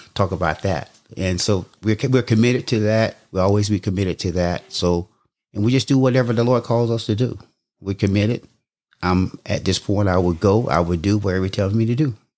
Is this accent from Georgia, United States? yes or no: yes; Jesup, Georgia, United States; I grew up in Southeast Georgia, a town called Jessup, Georgia